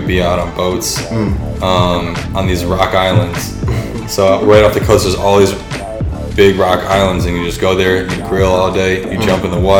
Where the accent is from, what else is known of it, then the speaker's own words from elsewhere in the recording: Milwaukee, Wisconsin, United States; also born or lived in Tønsberg, Norway; I'm from Milwaukee, Wisconsin. Okay. And that's where I grew up most of the year.